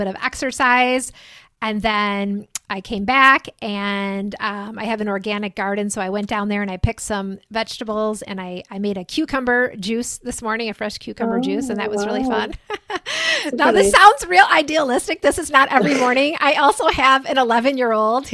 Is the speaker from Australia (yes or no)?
no; Cedarburg, Wisconsin, United States; moved away as an adult; I am located in a little town called Cedarburg, Wisconsin. It's about 2 hours north of Chicago, and we're on Central Time in Wisconsin here